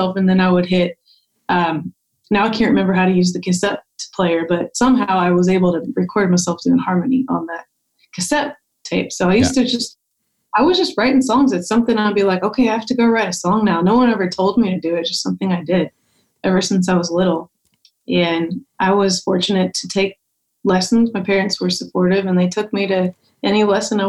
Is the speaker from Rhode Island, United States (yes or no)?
no; Louisville, Kentucky, United States; now in Nashville, United States; I grew up in Louisville, Kentucky